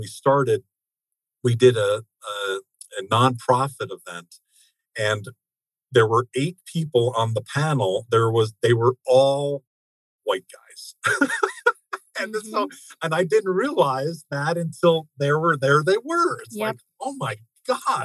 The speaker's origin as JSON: {"language": "English", "country": "United States", "also_born_or_lived": "Japan", "said": "I'm an American"}